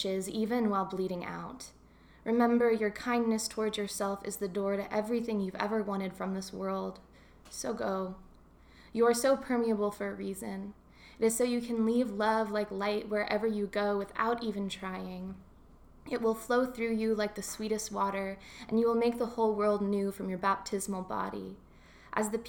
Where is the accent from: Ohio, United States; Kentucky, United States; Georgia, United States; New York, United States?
Kentucky, United States; now in Santa Cruz, United States; growing up in Kentucky